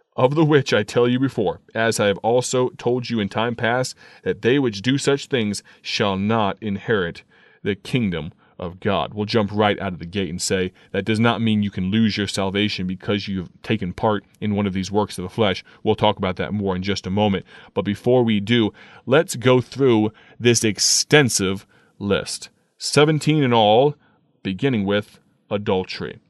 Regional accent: United States; also born or lived in Akron, Ohio; a young man growing up in America

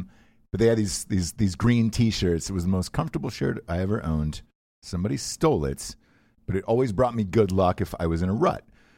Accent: Atlanta, Georgia, United States; Because I'm from Atlanta.

